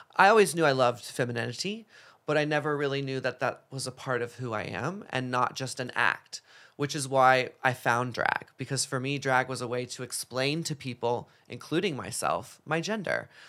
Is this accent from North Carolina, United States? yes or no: no; Dallas, Texas, United States; moved away; growing up in Dallas, Texas